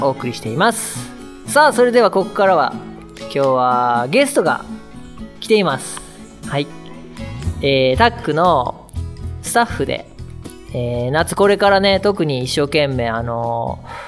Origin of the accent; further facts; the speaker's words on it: Sapporo, Hokkaido, Japan; 札幌出身なんですけど